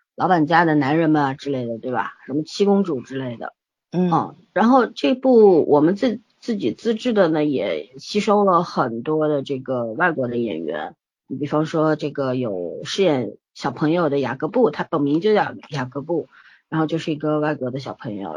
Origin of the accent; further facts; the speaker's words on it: China; 我们中国人